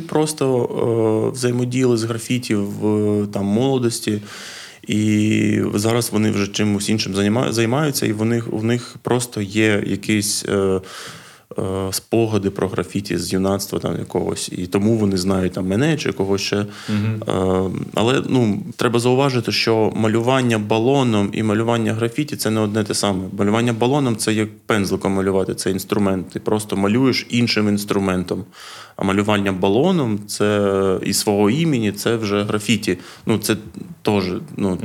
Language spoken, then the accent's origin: Ukrainian; Odesa, Odesa Oblast, Ukraine; also born or lived in Lviv; Я з Одеси